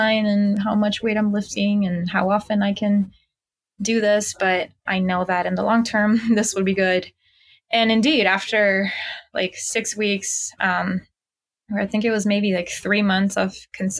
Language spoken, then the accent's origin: English; Mexico; moved away; I'm originally from Mexico